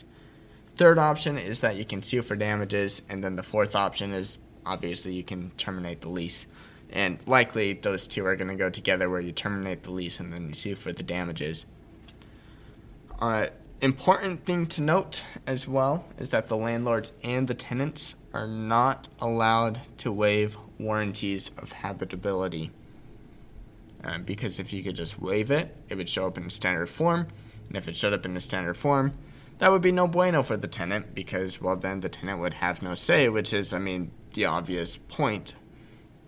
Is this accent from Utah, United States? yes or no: yes; Utah, United States; I'm from Utah